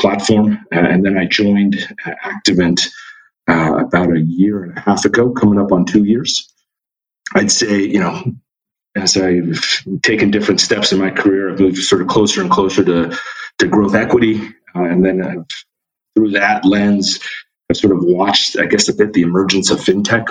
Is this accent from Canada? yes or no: no; Irvine, California, United States; moved away as an adult; also born or lived in Philadelphia; now in New York, United States; I actually grew up in Southern California. And I grew up in a suburb called Irvine